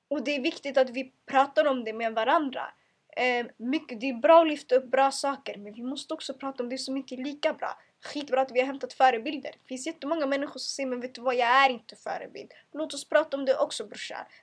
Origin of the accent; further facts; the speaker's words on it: Eritrea; Jag vill aldrig behöva skämmas för att jag är muslim, för att jag är kvinna, för att jag är svart. Eller för att jag är eritrean, eller för att jag kommer från eh, eh, jag kommer från trakten.